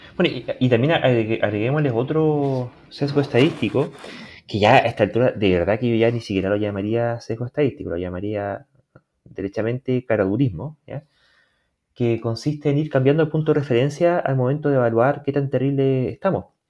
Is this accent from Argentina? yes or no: no; Chile; nosotros aquí en Chile